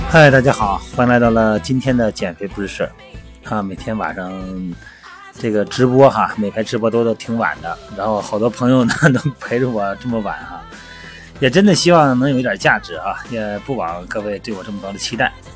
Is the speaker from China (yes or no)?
yes; China; 咱们是中国人